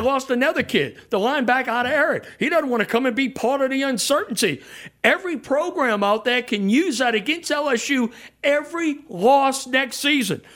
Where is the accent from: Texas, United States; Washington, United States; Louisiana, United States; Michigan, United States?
Louisiana, United States; New Orleans; I'm from New Orleans